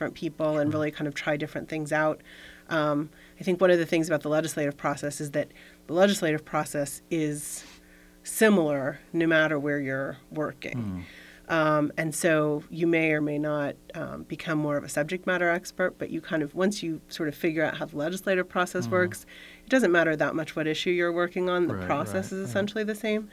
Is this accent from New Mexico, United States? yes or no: no; Florida, United States; moved away as an adult; now in Fairfax County, United States; I'm from Florida originally, when I was in high school